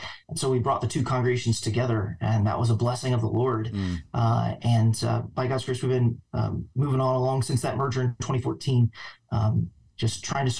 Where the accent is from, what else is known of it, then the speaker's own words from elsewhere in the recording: Jacksonville, Arkansas, United States; now in Virginia, United States; I was born and raised by God's grace in a godly family. My mother and father took me to church. I was born in Arkansas